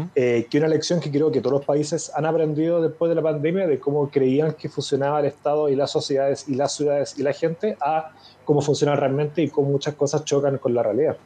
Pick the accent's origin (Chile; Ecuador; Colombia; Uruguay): Chile; me gané una beca junto con otro grupo de chilenos